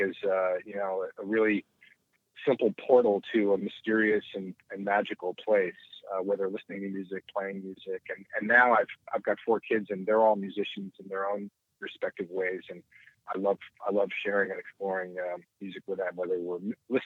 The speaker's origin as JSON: {"language": "English", "town": "Simsbury", "region": "Connecticut", "country": "United States", "tie": "born or raised there", "said": "I grew up in Simsbury, Connecticut, which is kind of a suburb of Hartford."}